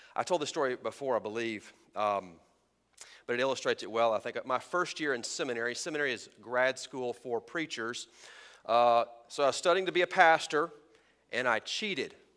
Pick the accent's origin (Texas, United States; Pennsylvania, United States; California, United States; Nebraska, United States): Texas, United States; I was raised in Texas in the Sun Belt